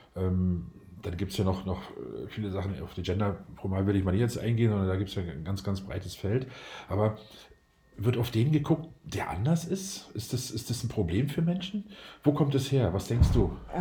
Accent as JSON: {"language": "German", "region": "Berlin", "country": "Germany", "said": "Ich komme aus Berlin"}